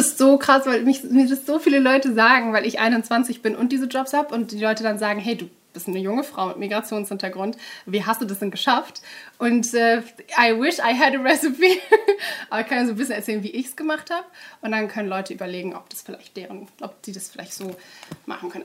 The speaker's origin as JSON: {"language": "German", "town": "Duisburg", "region": "North Rhine-Westphalia", "country": "Germany", "tie": "born or raised there", "lives_now": "Cologne, Germany", "said": "ich bin in Duisburg aufgewachsen"}